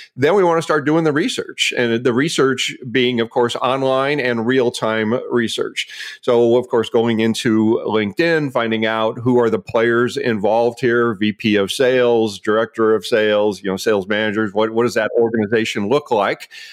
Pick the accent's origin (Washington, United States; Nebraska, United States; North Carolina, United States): Nebraska, United States; Omaha; moved away as an adult; now in Scottsdale, United States; I'm formally from Omaha, Nebraska, split time there for, for a number of years, but, uh, made this permanent about ten years ago